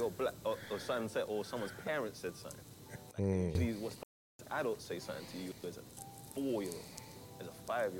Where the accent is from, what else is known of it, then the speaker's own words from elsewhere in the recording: England, United Kingdom; It reminds you of being a kid in England.